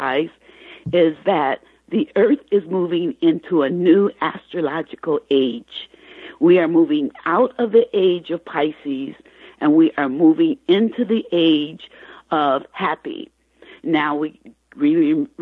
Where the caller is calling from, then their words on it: Michigan, United States; I'm calling from Michigan.